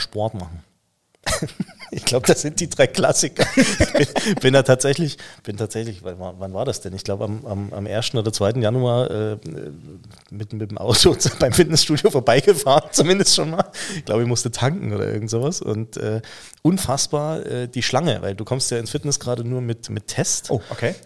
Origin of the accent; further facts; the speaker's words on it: the East, eastern Germany, Germany; moved away; Wir kommen ja beide aus dem Osten